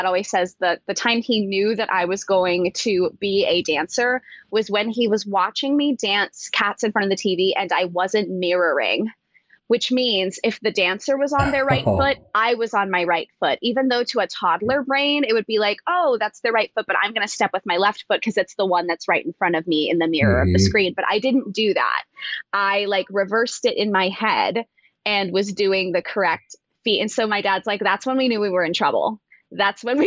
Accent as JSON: {"language": "English", "town": "Las Vegas", "region": "Nevada", "country": "United States", "said": "I'm from Las Vegas"}